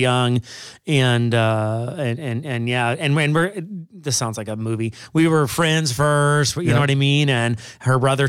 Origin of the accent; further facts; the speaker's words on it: Springfield, Missouri, United States; moved away as an adult; now in Wisconsin, United States; Originally from Missouri. Right. So Springfield, Missouri.